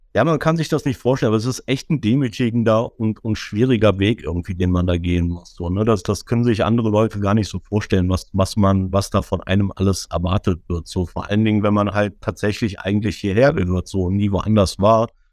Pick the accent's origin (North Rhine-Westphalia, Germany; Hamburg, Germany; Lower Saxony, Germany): North Rhine-Westphalia, Germany; Düsseldorf; komme gebürtig aus Düsseldorf, bin 45 Jahre alt, bin in Deutschland geboren, habe nie woanders gelebt